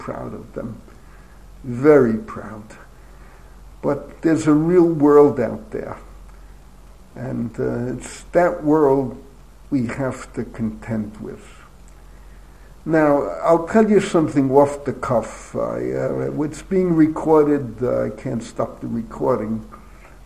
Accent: New York City, New York, United States; growing up in the Bronx

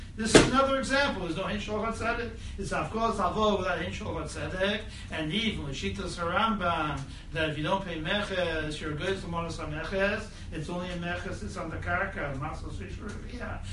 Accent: United States; I'm American

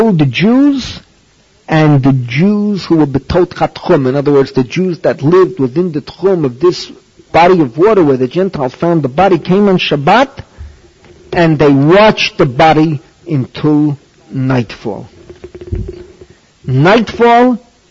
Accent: New York City, New York, United States; moved away; when I was growing up in the Bronx

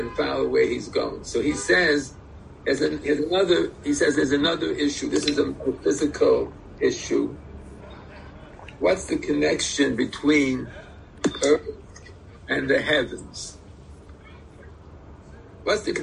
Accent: United States; I was born in America

